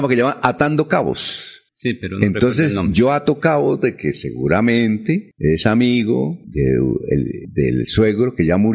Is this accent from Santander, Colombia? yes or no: yes; Barichara, Santander, Colombia; yo le dije, doctor Belisario, yo soy de Barichara, donde usted vive.